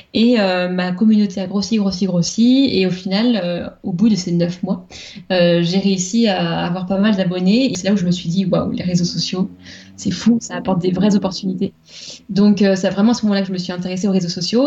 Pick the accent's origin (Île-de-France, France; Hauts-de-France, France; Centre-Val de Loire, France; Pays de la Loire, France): Pays de la Loire, France; Vendée; moved away as an adult; also born or lived in Nantes; je venais de Vendée, la campagne vendéenne